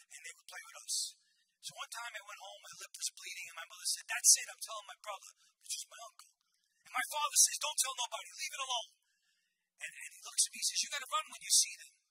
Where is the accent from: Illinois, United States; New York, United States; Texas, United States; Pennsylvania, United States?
New York, United States; New York City; I wasn't always a Christian I grew up in the Bronx.